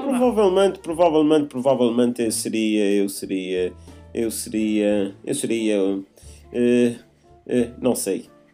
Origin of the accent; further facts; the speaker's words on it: Azores, Portugal; nós somos açorianos